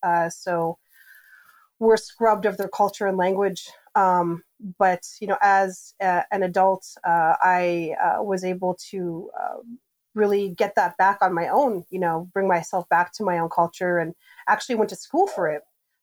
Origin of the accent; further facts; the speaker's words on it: Winnipeg, Manitoba, Canada; moved away; also born or lived in Iowa; citizen of the George Gordon First Nation, and that's in Saskatchewan, Manitoba, Canada. And I grew up in Winnipeg, Manitoba, which is not too far from there. So I grew up in an urban setting, but, you know, went back and forth to visit my reservation as a child.